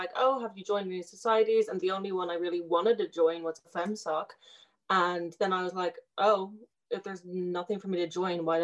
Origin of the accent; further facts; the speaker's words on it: Dublin, Leinster, Ireland; moved away as an adult; now in Maynooth, Ireland; I'm from Dublin, but I'm living in Maynooth at the moment on campus